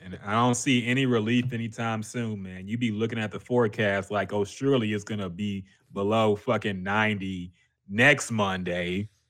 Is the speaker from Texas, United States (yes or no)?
no; Michigan, United States; I came from Michigan. We had to snow.